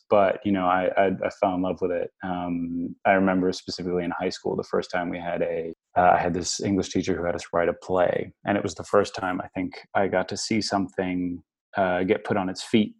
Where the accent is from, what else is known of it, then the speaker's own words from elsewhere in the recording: New York, United States; also born or lived in Australia / France; I grew up in a lot of different parts of the world. I was born in Australia. I kind of was, you know, when I was about nine, I moved to New York. I grew up in New York, between New York and France.